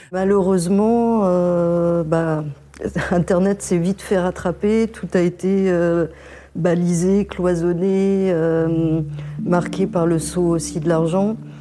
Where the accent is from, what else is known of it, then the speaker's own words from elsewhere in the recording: Le Mans, Pays de la Loire, France; moved away as an adult; also born or lived in Paris; now in Bordeaux, France; moi je suis originaire du Mans